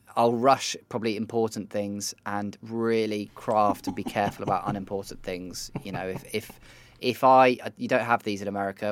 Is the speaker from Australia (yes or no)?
no; United Kingdom; am as British and as awkward as ever